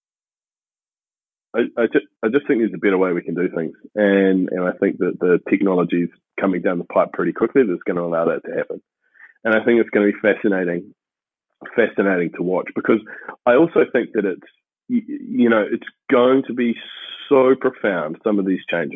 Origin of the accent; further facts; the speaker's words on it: New Zealand; moved away; I had the benefit, I guess, of growing up in New Zealand, where we consider ourselves like super uncorrupt